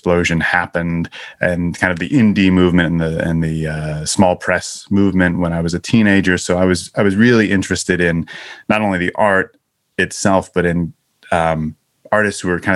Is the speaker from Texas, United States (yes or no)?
no; Syracuse, New York, United States; moved away as an adult; also born or lived in Chicago, United States; now in Los Angeles, United States; I grew up in Syracuse, New York, and went to school around there.